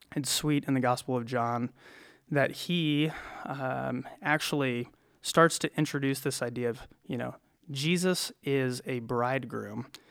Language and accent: English; small town Iowa, United States; now in Cedar Rapids, United States; I'm from small town Iowa. Uh, my hometown has eighteen hundred people